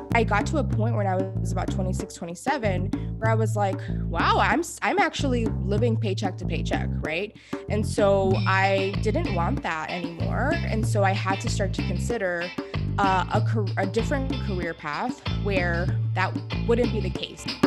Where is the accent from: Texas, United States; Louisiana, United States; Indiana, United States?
Texas, United States; Houston; I am from Houston, Texas, born and raised